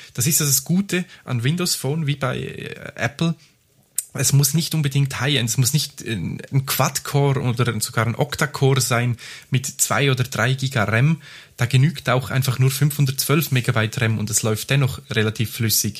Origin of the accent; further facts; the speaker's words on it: Graubünden, Switzerland; moved away; ich bin ja im Bündnerland aufgewachsen